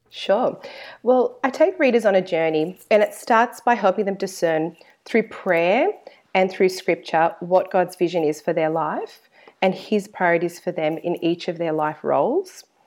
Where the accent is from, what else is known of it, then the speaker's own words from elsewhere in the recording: Sydney, New South Wales, Australia; I was born in Australia, um, and I'm very fortunate to have Christian parents who raised my older brother and I in the church, um, here in Sydney, Australia